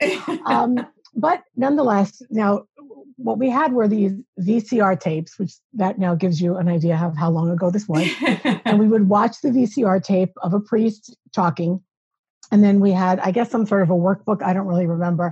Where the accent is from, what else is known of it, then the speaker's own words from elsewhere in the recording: New York, United States; I'm originally from New York